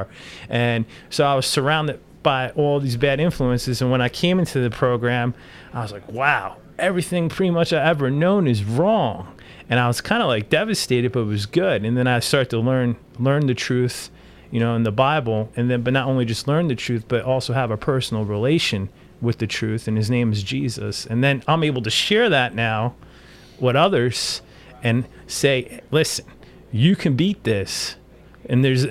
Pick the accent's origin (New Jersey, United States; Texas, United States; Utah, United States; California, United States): New Jersey, United States; moved away; I'm originally from New Jersey